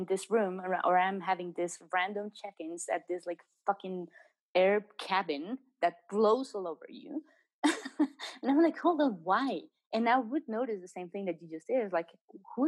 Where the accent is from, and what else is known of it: Mexico; also born or lived in England